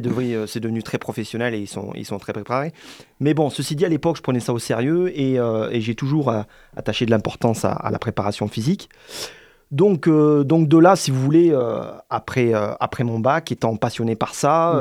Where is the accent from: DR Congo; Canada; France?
France; Montélimar, Auvergne-Rhône-Alpes; moved away as an adult; now in Montpellier, France; je viens de Montélimar